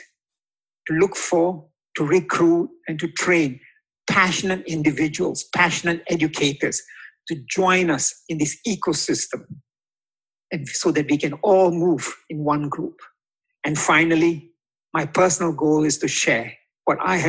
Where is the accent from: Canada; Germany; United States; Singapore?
Singapore; also born or lived in Indonesia; As a Singaporean and a son of a humble doorman